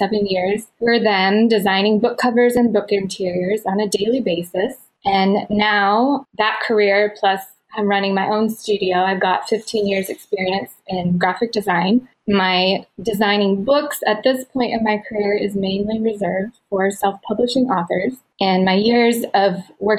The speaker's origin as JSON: {"language": "English", "region": "Utah", "country": "United States", "tie": "born or raised there", "also_born_or_lived": "Minnesota", "moved": "as an adult", "lives_now": "Ohio, United States", "said": "I grew up out west in Utah"}